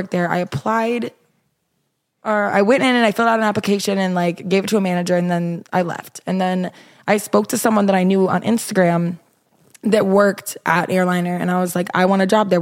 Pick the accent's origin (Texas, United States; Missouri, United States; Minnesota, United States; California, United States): Minnesota, United States; moved away; also born or lived in Iowa; I'm from Minnesota, and I went to Iowa